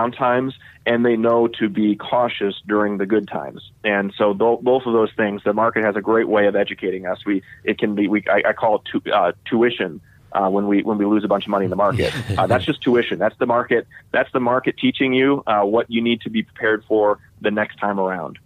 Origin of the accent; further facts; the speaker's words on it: Denver, Colorado, United States; I grew up in Denver